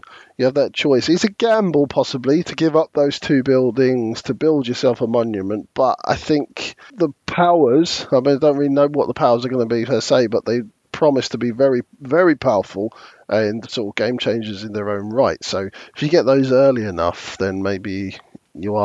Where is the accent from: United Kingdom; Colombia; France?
United Kingdom; London; born and bred in London